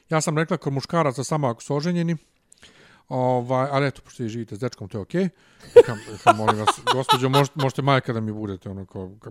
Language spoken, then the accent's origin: Croatian; Bosnia & Herzegovina; accent: Ijekavian; now in Serbia; Ja nje objasnim da sam ja bosanac